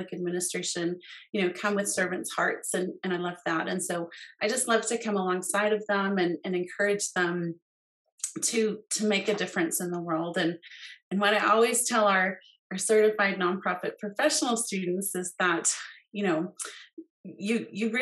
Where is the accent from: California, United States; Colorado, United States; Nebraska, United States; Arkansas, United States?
Colorado, United States; moved away as an adult; also born or lived in West Virginia; I grew up here in Colorado, so delighted to be living here now.